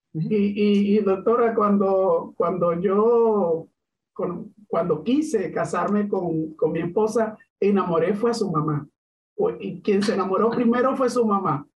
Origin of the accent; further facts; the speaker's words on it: Venezuela; moved away; los venezolanos, tanto los que están dentro como los que estamos fuera